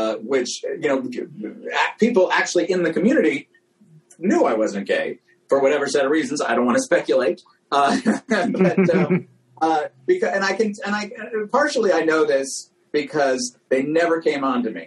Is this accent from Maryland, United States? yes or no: no; New York City, New York, United States; I grew up in New York City